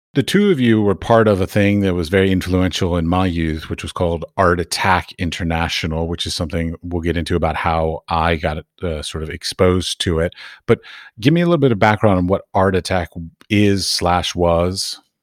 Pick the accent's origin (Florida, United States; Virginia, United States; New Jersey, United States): Virginia, United States; Arlington; moved away as an adult; also born or lived in Middle East; now in Europe; When I grew up in Arlington, Virginia, just outside of D C